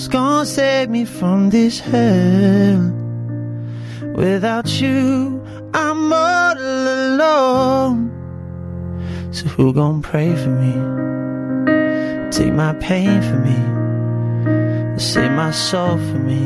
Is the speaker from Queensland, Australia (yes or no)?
yes; Rockhampton, Queensland, Australia; I grew up in Rockhampton in a little family church there